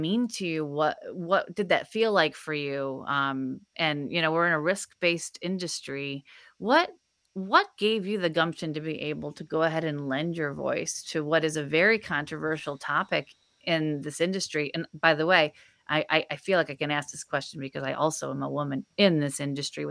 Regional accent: Illinois, United States; I'm from Illinois myself.

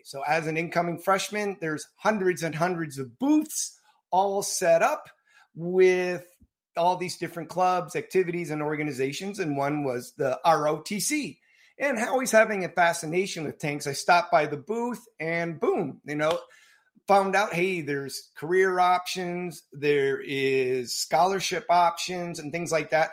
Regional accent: suburbs of Chicago, Illinois, United States; Typical suburban childhood in the uh, suburbs of Chicago

